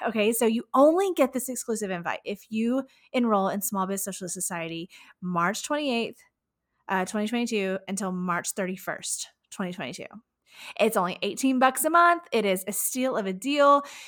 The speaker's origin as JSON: {"language": "English", "town": "Houston", "region": "Texas", "country": "United States", "tie": "born or raised there", "said": "my hometown of Houston, Texas"}